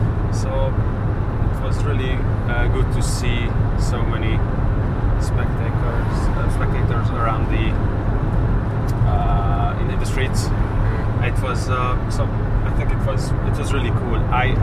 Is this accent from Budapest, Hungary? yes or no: no; Somogy, Hungary; During our way, we will see the Lake Balaton and my home country, my home county, Somogy County.